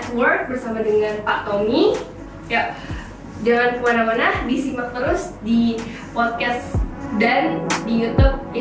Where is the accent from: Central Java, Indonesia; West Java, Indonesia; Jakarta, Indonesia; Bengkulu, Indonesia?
West Java, Indonesia; Purwakarta; saya dari Purwakarta Pak